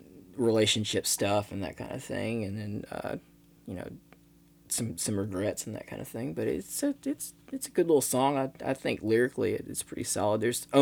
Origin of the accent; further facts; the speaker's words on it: Scottsboro, Alabama, United States; also born or lived in Russellville, Arkansas; So I would drive east toward Memphis to come home to Huntsville, mm-hmm. Scottsboro. I'm from Scottsboro.